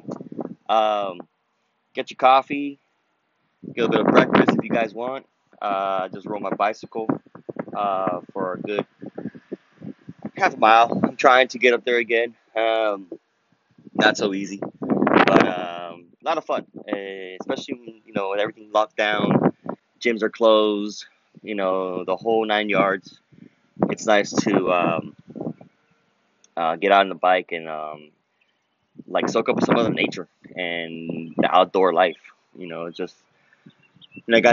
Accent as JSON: {"language": "English", "country": "United States", "also_born_or_lived": "Colombia", "said": "being an American, American Colombian"}